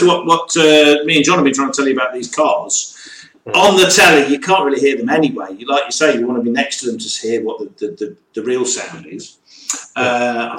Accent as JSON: {"language": "English", "region": "East Midlands", "country": "United Kingdom", "moved": "as an adult", "lives_now": "Wales", "said": "I am not Welsh. I am from God's own country, the East Midlands."}